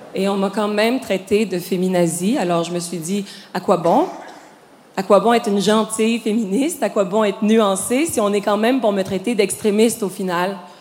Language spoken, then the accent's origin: French; Quebec, Canada; je suis québécoise